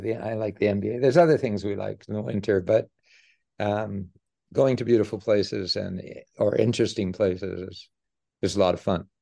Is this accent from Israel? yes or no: no; Edmonton, Alberta, Canada; I grew up in Edmonton, Alberta